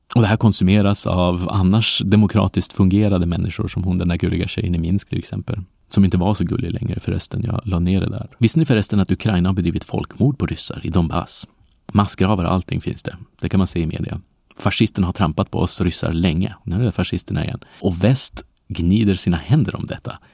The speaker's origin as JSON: {"language": "Swedish", "country": "Sweden", "moved": "yes", "said": "för mig som glad svensk"}